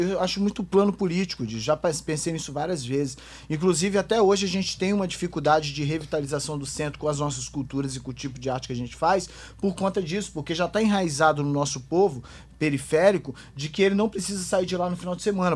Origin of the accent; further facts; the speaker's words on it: Espírito Santo, Brazil; Eu sendo capixaba, canela verde